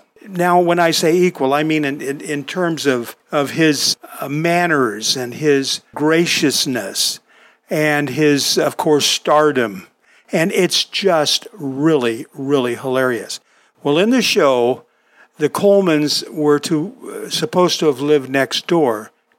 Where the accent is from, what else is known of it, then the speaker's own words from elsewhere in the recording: Southern California, United States; now in Midwest, United States; I grew up in Southern California, and I never realized until I moved to the Midwest